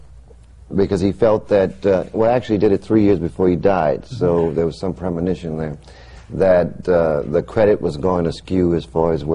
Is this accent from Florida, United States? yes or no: no; New Orleans, Louisiana, United States; I'm from New Orleans